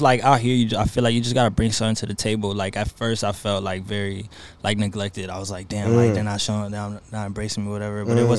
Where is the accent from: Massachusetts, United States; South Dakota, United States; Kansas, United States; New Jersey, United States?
Massachusetts, United States; Haverhill; also born or lived in New York / Lawrence, Massachusetts / Houston; I was born in New York, but I was raised in Lawrence of Haverhill.